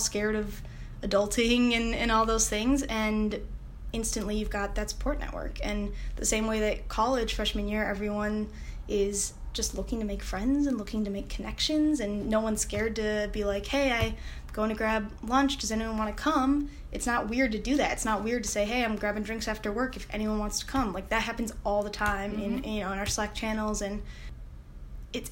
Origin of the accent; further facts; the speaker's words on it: upstate New York, United States; moved away as an adult; also born or lived in Notre Dame, Indiana; now in Indianapolis, United States; I'm from upstate New York originally